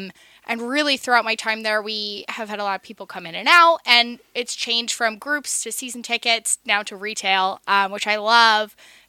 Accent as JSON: {"language": "English", "region": "Central New Jersey", "country": "United States", "also_born_or_lived": "Kutztown, Pennsylvania", "moved": "as an adult", "lives_now": "Lancaster, United States", "said": "I am from New Jersey originally."}